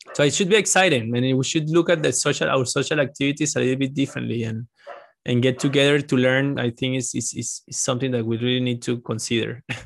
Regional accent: Venezuela; moved away; I'm from Venezuela

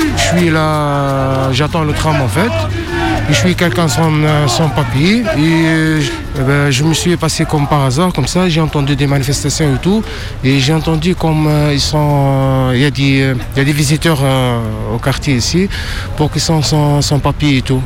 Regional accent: France; je suis né dans ce pays, je suis né à l'Hôtel Dieu en 1971

